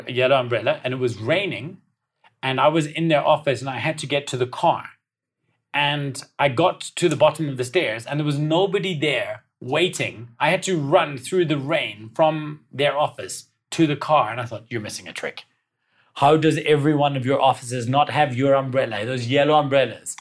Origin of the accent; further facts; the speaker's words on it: South Africa; being South African